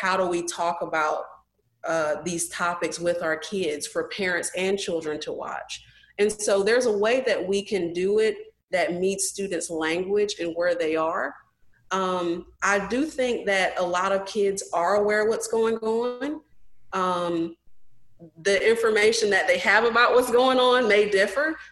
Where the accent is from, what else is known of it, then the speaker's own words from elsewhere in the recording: North Carolina, United States; where I grew up in North Carolina